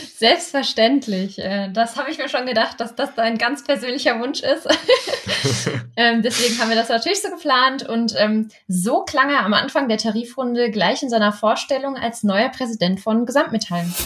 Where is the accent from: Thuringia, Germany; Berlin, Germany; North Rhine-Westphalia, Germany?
North Rhine-Westphalia, Germany; ich komme ja aus NRW